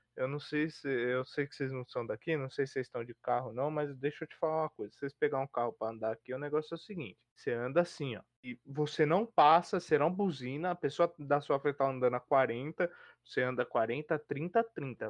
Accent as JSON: {"language": "Portuguese", "region": "São Paulo", "country": "Brazil", "said": "eu sou paulista, eu gosto do frio de São Paulo."}